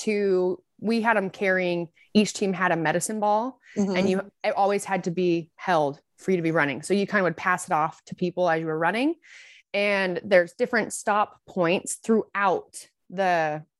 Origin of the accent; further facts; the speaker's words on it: Southern Utah, United States; I'm from Southern Utah